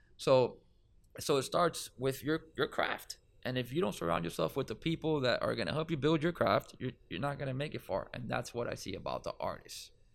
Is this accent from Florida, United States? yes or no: yes; Miami, Florida, United States; I'm from Miami.